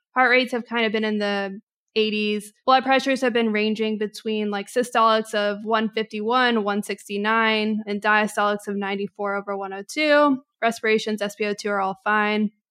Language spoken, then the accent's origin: English; Texas, United States; now in Atlanta, United States; I am born and raised in Texas and then kind of was, had a nomadic existence through life thereafter, but have now since then settled down in Atlanta